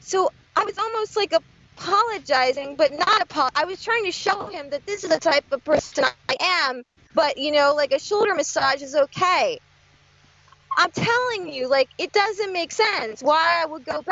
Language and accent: English; New Jersey, United States; I'm from New Jersey